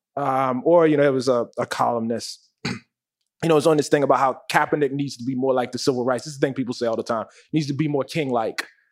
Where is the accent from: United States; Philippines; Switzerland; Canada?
United States; Baltimore, Maryland; when I was a kid growing up in West Baltimore